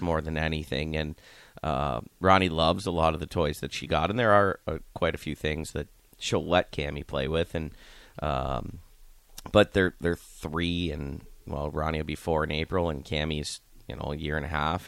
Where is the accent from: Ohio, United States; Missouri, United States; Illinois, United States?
Ohio, United States; Youngstown; now in Lincoln, United States; I'm from Youngstown